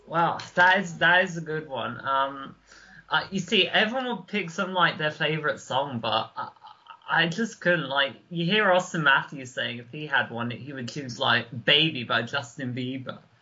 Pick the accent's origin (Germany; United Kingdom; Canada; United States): United Kingdom; near Guildford, South East England; I grew up obviously near Guildford